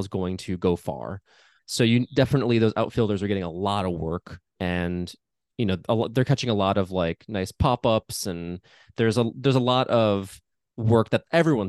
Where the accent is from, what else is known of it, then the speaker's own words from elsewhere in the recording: Chicago, Illinois, United States; because I grew up in and around Chicago